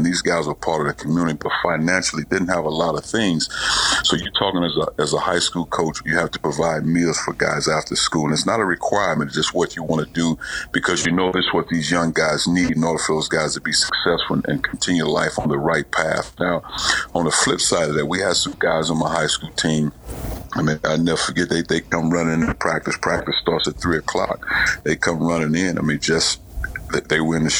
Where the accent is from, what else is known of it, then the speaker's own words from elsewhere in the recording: East St. Louis, Illinois, United States; moved away; also born or lived in Indianapolis; growing up in East St. Louis